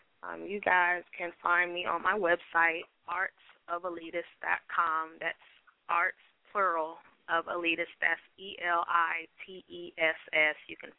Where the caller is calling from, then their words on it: Atlanta, Georgia, United States; I am calling from Atlanta, GA.